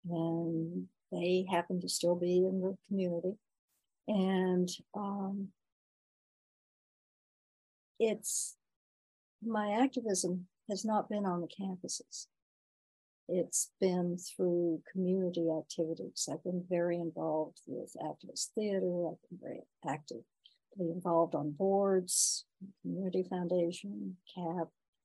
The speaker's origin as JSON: {"language": "English", "region": "the South", "country": "United States", "tie": "born or raised there", "also_born_or_lived": "Washington", "moved": "as an adult", "lives_now": "Ithaca, United States", "said": "I grew up in the South, and I was very involved in civil rights. I led marches in Greensboro"}